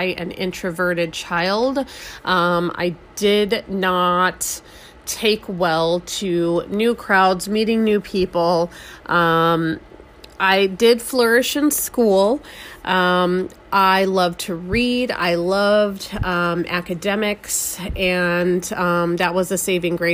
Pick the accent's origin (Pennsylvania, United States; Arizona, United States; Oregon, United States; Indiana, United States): Arizona, United States; Scottsdale; also born or lived in Albuquerque, New Mexico; I was born in New Mexico and raised in Scottsdale, Arizona. I moved to Scottsdale, Arizona when I was 5 years old